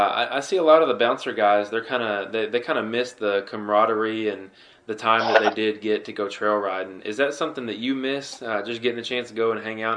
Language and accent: English; Tennessee, United States; I'm from Tennessee and actually haven't made it down to the Alabama area to ride